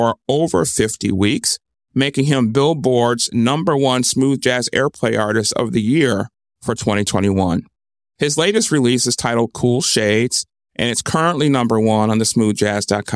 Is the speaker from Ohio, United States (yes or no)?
no; Milwaukee, Wisconsin, United States; I'm from Milwaukee, Wisconsin. That's where I grew up